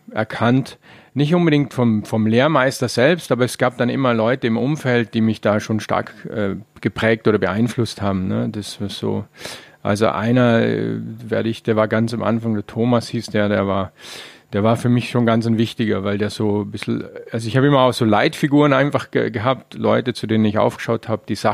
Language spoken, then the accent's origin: German; Vorarlberg, Austria; Ne, speziell in Vorarlberg, wo ich herkomme, war es ja auch relativ arm, sehr lange auch.